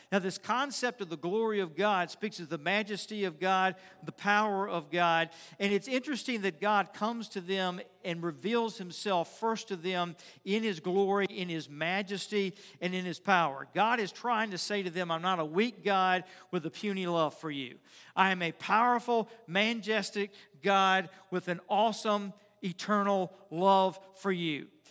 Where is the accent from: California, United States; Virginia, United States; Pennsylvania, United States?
Virginia, United States; Richmond; I grew up in Richmond, and we had this granite pool